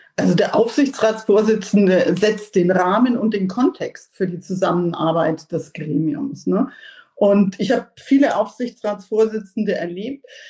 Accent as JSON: {"language": "German", "country": "Germany", "said": "als, als Deutsche"}